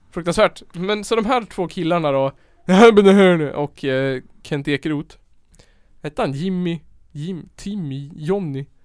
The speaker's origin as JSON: {"language": "Swedish", "town": "Tensta", "region": "Stockholm County", "country": "Sweden", "said": "Jag är från Tensta."}